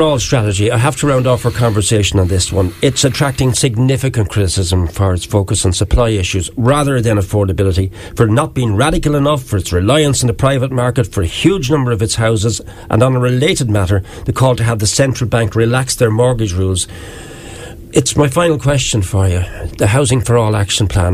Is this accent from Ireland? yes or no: yes; Wexford, Leinster, Ireland; I'm from Wexford